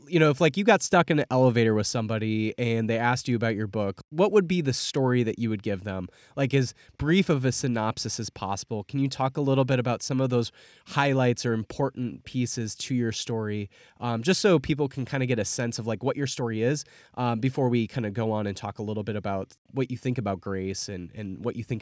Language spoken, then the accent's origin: English; Midwest, United States; I grew up in the Midwest.